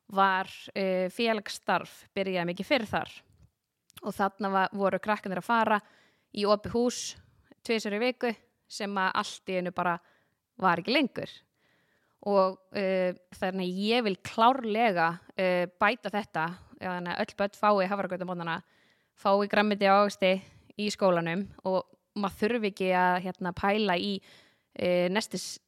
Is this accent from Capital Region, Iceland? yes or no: yes; Garðabær, Capital Region, Iceland; also born or lived in Reykjavík / Hafnarfjörður; ég er sem sagt uh, ólst upp í Garabæ